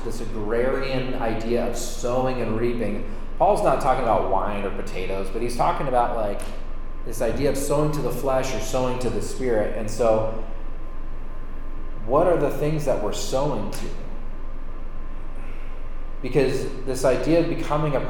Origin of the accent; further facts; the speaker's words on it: Sonoma County, California, United States; I grew up in Sonoma County, which is the neighbor of Napa Valley.